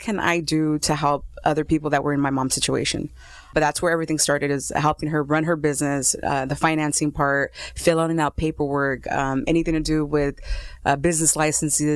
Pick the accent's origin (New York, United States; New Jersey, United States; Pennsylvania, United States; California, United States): California, United States; Los Angeles; I was born in Los Angeles